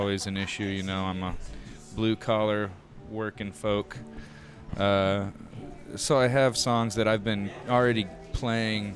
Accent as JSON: {"language": "English", "town": "Houston", "region": "Texas", "country": "United States", "tie": "born or raised there", "also_born_or_lived": "Abilene, Texas", "said": "I was born in Abilene, Texas. Okay. And I grew up in kind of the Spring Cypress, North Houston sprawl area"}